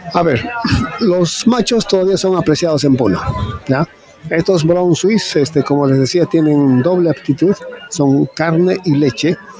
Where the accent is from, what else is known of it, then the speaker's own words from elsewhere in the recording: Caracoto, Puno, Peru; yo vengo desde Perú, de la región Puno, ¿no? Eh, principalmente un distrito que se llama Caracoto